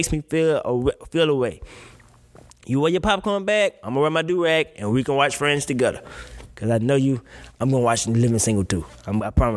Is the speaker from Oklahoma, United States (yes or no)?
no; Mississippi, United States; I'm from Mississippi